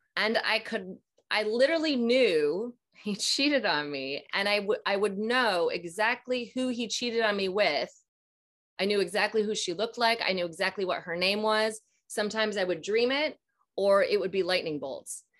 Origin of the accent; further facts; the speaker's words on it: Minnesota, United States; I'm from Minnesota, so uh, and I'm about to be 42. So I'm in, you know, grew up 80s, 90s